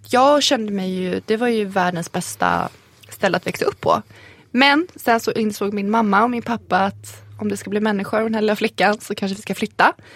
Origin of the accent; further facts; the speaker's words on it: Sweden; Jag är född här, jag har svenska, svenska samhället har format mig